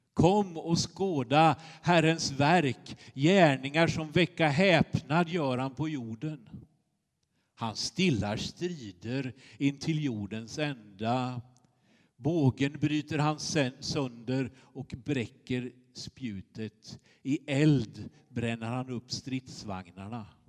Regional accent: Småland, Sweden; moved away; Jag kommer från Småland, brukar jag säga. Då skrattar de lite. Eh, men så är det ju. Eh, jag är uppvuxen på ostkusten, på den andra sidan

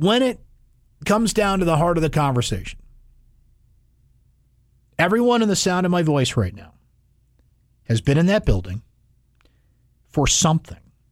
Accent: West Genesee School District, New York, United States; growing up in the West Genesee School District

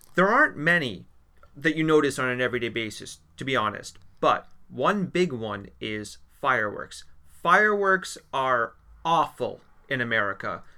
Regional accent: Maine, United States; now in Latvia; I'm from Maine

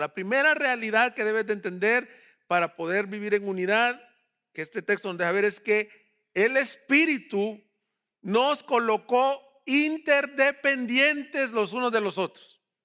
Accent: El Salvador; del Salvador, de donde soy yo

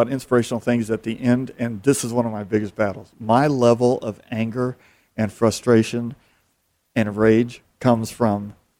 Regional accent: Phoenix, Arizona, United States; I've grown up here, born and raised in Phoenix

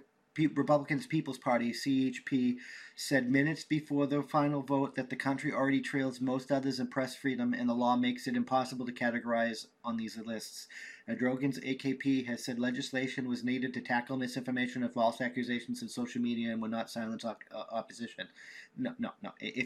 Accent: United States; I love being American

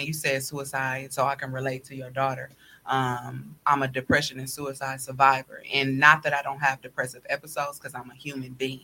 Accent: Chicago, Illinois, United States; moved away; also born or lived in Milwaukee; I'm originally from Chicago. So my family is there

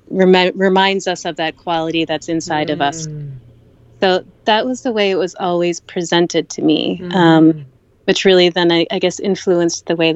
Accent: Kerala, India; Uh, I, growing up in Kerala

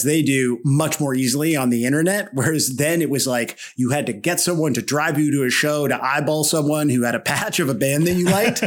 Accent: Toronto, Ontario, Canada; I'm from Etobicoke, and I will tell anyone who will listen that technically it's part of Toronto

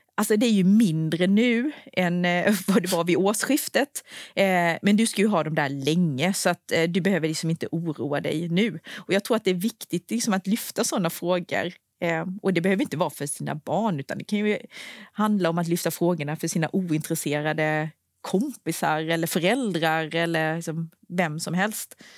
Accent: Anderstorp, Jönköping County, Sweden; moved away; jag bor ju inte i Småland längre, men jag är uppvuxen där

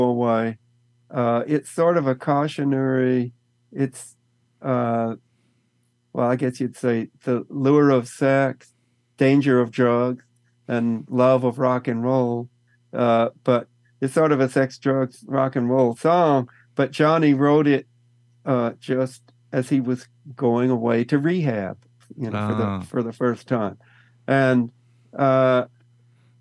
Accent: Texas, United States; Growing up in Texas, it's right next to Louisiana

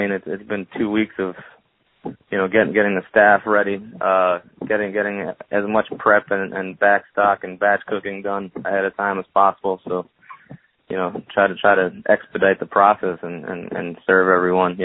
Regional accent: New Jersey, United States; moved away as an adult; now in New Orleans, United States; Originally from New Jersey. Been down in New Orleans for about 3 years now

